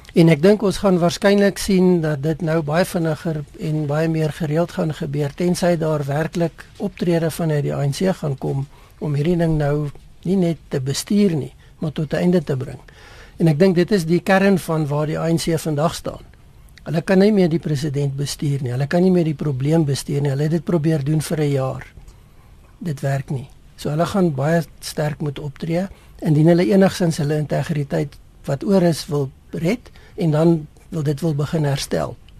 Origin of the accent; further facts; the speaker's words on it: South Africa; 'n mens as Suid-Afrikaners